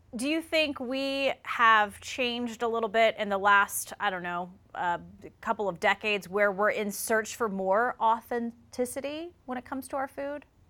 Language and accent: English; South Carolina, United States; I grew up in South Carolina